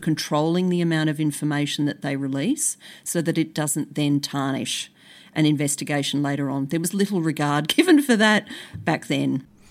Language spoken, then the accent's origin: English; Brisbane, Queensland, Australia; I grew up in Brisbane